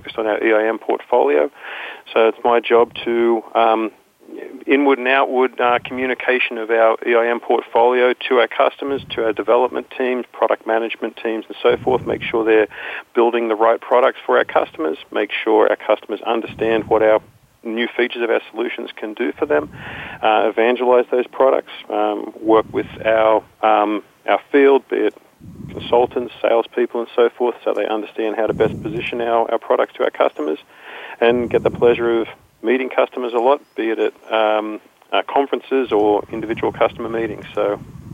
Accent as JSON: {"language": "English", "country": "Australia", "moved": "as an adult", "lives_now": "Morristown, United States", "said": "I live in Morristown, New Jersey now, originally from rather further away than the other people on this call. Originally came from Australia."}